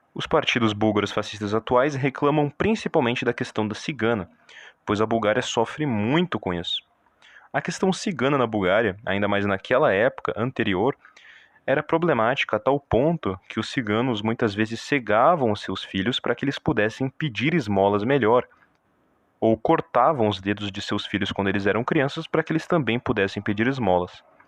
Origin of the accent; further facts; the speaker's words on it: Brazil; nós brasileiros